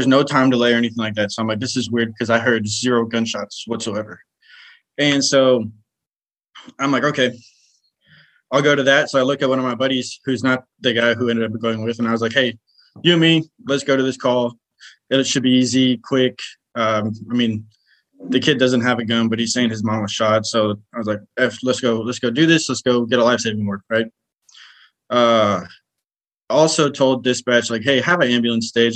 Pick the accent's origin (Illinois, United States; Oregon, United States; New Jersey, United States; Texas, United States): Texas, United States; Houston area, South; also born or lived in California; now in Mesquite, United States; I grew up in South Texas, kind of Houston area